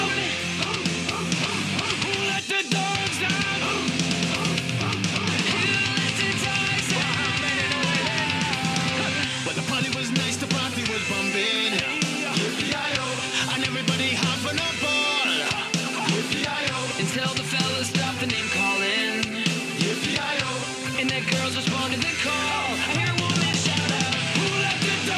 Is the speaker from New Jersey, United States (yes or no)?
no; North Carolina, United States; moved away; also born or lived in California; my home state of North Carolina